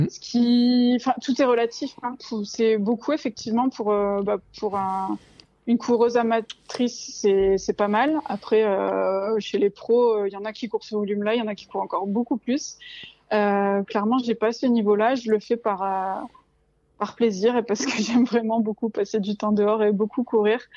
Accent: Marseille, Provence-Alpes-Côte d'Azur, France; now in Gap, France; j'ai bientôt 32 euh, ans. Je suis de Marseille, même si ça s'entend pas, et ça va faire un an que je me suis installée avec mon chien Peanut euh, du côté de Gap.

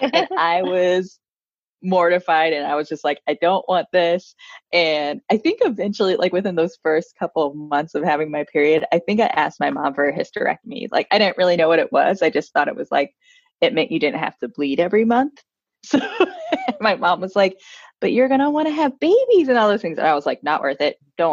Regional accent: D.C. in Maryland, United States; We grew up outside of Washington, D.C. in Maryland

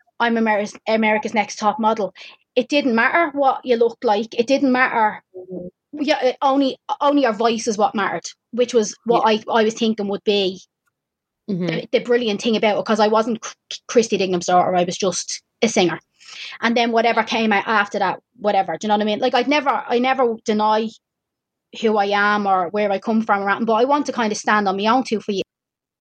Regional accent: Dublin, Leinster, Ireland; I'm from Dublin

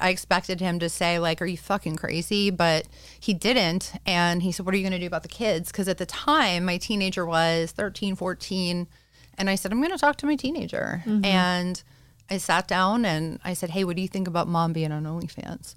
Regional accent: Pittsburgh, Pennsylvania, United States; I am from Pittsburgh and I live in this like suburban bubble of hell

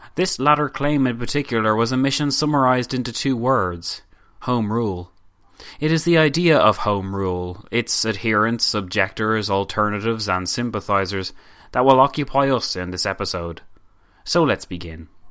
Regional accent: Ireland; we in Ireland today

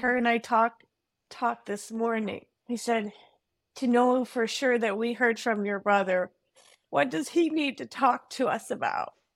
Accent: Michigan, United States; I'm from Michigan

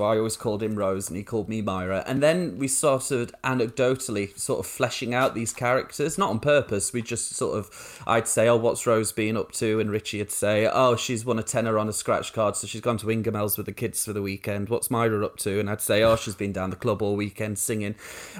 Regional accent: Rotherham, Yorkshire and the Humber, United Kingdom; It's there's a real rise of the far right in Rotherham. So like when I say, oh, I'm from Yorkshire, people think, you know, flat caps and dripping. But no, it was all National Front graffiti and council houses.

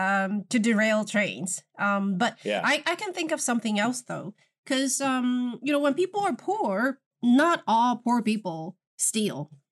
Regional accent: Beijing, China; Hi, this is … from Beijing.

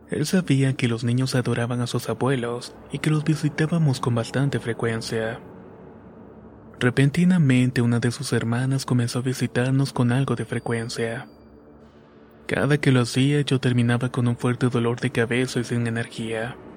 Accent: Argentina; soy de Argentina.

